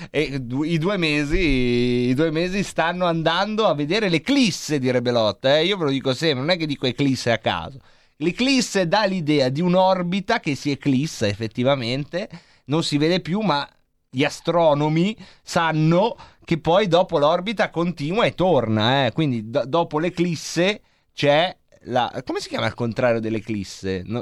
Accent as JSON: {"language": "Italian", "town": "Varese", "region": "Lombardy", "country": "Italy", "said": "io sono di Varese"}